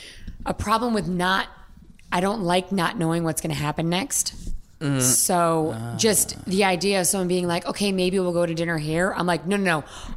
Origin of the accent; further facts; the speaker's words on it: Charlestown, Rhode Island, United States; I am from Charlestown, Rhode Island.